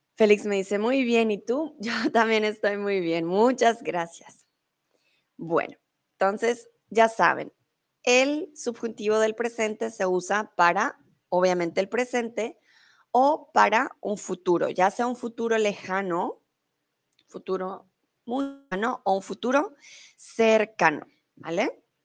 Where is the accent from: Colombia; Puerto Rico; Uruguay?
Colombia; now in Germany; soy de Colombia, vivo en Alemania y ahora estoy en México.